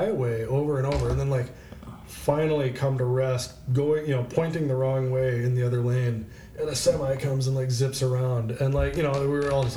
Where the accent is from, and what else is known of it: Blair, Nebraska, United States; born or raised there